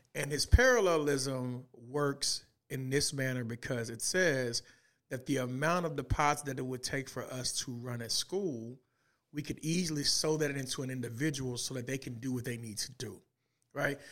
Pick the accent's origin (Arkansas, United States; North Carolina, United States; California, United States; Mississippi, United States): Arkansas, United States; Little Rock; moved away; I was born and raised in the east side of Little Rock